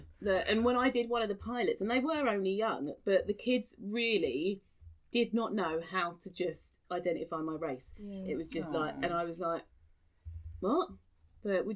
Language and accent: English; London, United Kingdom; moved away as an adult; now in Kent, United Kingdom; growing up in South East London, there was so many different people